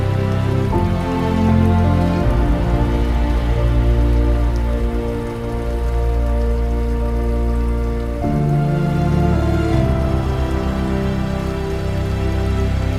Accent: United States; moved away as an adult; now in Australia; I was born and raised in America, and then married and moved to Australia

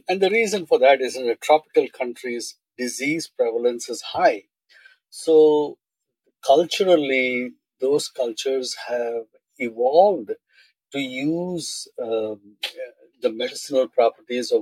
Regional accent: eastern India, India; moved away; also born or lived in Bombay; born in Bombay. I grew up in India, Eastern India.

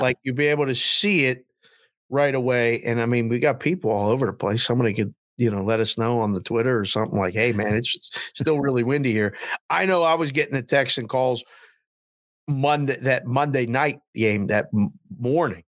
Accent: Pittsburgh, Pennsylvania, United States; now in Las Vegas, United States; we're from Pittsburgh. Me and your mother are from Pittsburgh

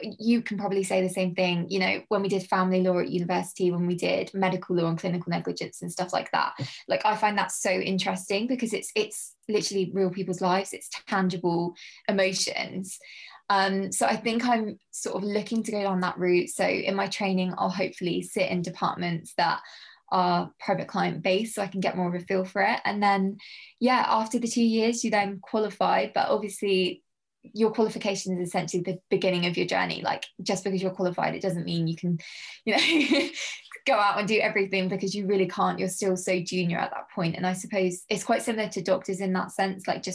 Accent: Portsmouth, South East England, United Kingdom; moved away as an adult; also born or lived in Guildford; I'm actually from the South Coast in the UK. So from a place called Portsmouth.

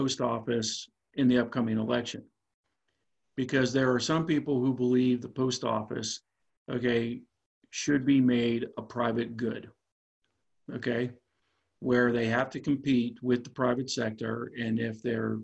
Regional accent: DuBois, Pennsylvania, United States; Du Bois, Pennsylvania, my hometown, which is in the middle of rural PA

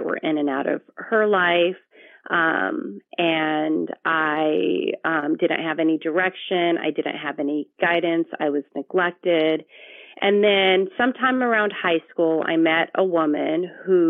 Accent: Victorville, California, United States; also born or lived in Long Beach, California / Eastvale, California; I grew up further into the desert, Victorville, California. That's where I spent most of my childhood until I left for college

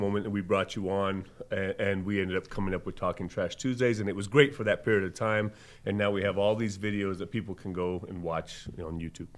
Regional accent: Las Cruces, New Mexico, United States; now in Albuquerque, United States; Being born and raised in Las Cruces

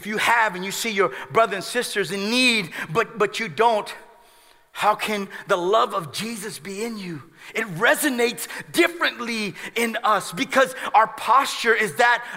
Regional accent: United States; we as American Christians

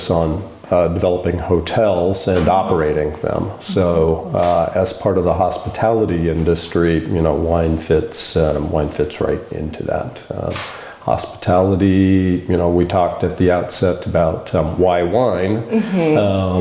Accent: Eugene, Oregon, United States; moved away; also born or lived in Washington; We're both from the Eugene area

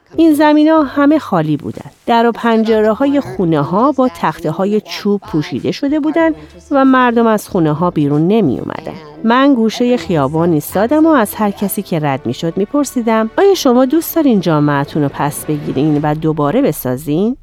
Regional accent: Chicago, Illinois, United States; من در شیکاگو بزرگ شدم

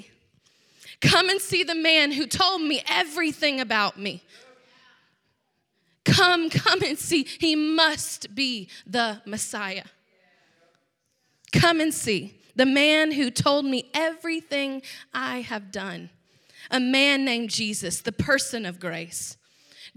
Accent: Georgia, United States; I grew up in a Southern home, obviously. I'm from Georgia

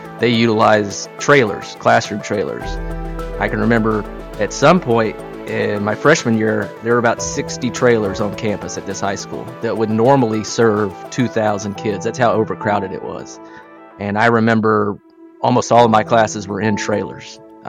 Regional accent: McDonough, Georgia, United States; I grew up in McDonough, Georgia in the late 90s, early 2000s, which was, depending on the metric used, either the fastest-growing city in America at the time or at least in the top five.

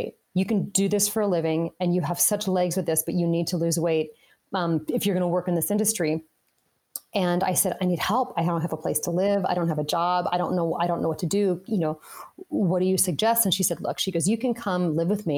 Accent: Las Vegas, Nevada, United States; I grew up in Las Vegas

